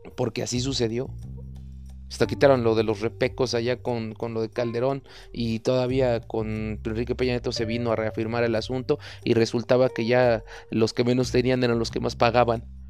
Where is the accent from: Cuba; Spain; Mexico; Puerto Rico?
Mexico; como mexicanos